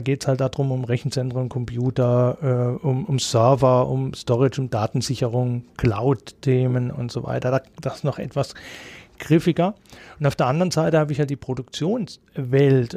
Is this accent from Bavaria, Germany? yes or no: no; Emmendingen, Baden-Württemberg, Germany; Ich komme gebürtig aus Emmendingen, bin da aufgewachsen